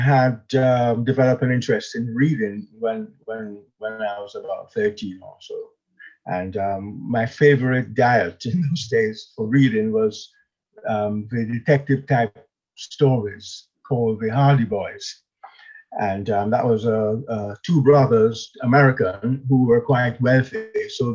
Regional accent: Jamaica; moved away as an adult; now in England; I was born in Jamaica, and I came to England in the mid-60s, quite a long while back, to study law

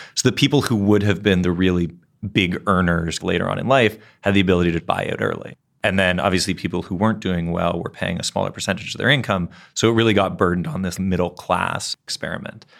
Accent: Canada; I'm from Canada

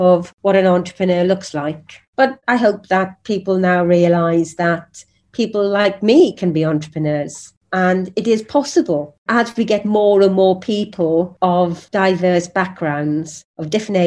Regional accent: Wales, United Kingdom; I'm a Welsh woman that's 5 foot tall

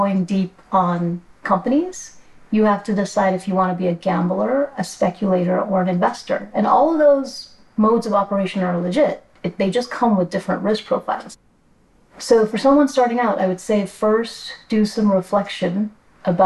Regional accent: New York City, New York, United States; I grew up in New York City, immigrant kid

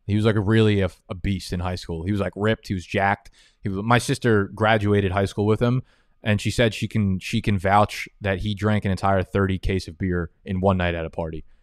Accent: New Jersey, United States; moved away as an adult; also born or lived in Brooklyn, New York; now in Manhattan, United States; I was born in Brooklyn. I grew up in Jersey, and then uh, moved back to Brooklyn last year, and I've been in Manhattan since

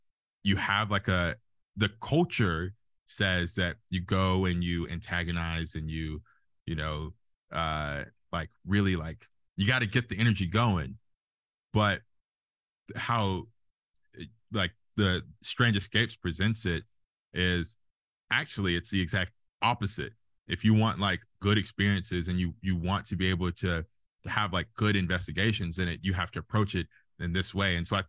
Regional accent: Alabama, United States; I guess the biggest thing is that I'm from Alabama. I usually get like question marks and see them in people's eyes when I say, yeah, I'm from like the country, and they're like, you? And I'm like, yeah, I'm from as country as you can get in Alabama.

